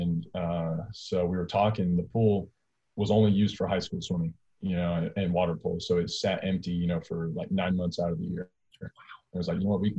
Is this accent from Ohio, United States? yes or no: no; California, United States; moved away as an adult; also born or lived in Alabama; I'm from California, which is massive.